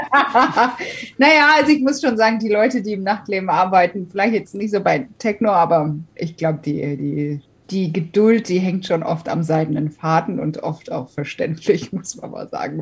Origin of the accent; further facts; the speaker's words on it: Katzenellenbogen, Rhineland-Palatinate, Germany; also born or lived in Wiesbaden / Taunusstein; kurz bevor ich dann in die Schule gekommen bin, sind meine Eltern raus aufs Land gezogen. Ja, in die Nähe der Ort, das kriegen immer ganz viele nicht auf die Kette. Und wenn man irgendwo was zum Ausfüllen hatte, hat der Platz auch nie gereicht. Das hieß Katzenellenbogen